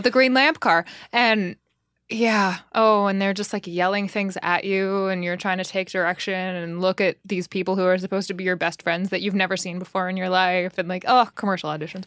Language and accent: English; Los Angeles, California, United States; now in New York City, United States; I grew up in Los Angeles. My whole entire family is from New York, just not me.